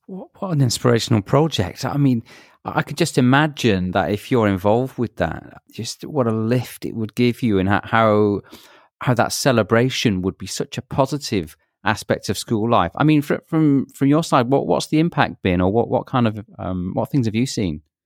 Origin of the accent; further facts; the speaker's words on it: Manchester, North West England, United Kingdom; moved away; that's my hometown and, and, you know, grew up in Manchester